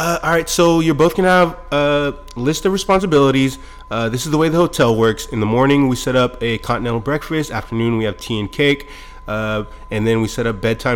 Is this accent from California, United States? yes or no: yes; Monterey, California, United States; I grew up in Monterey.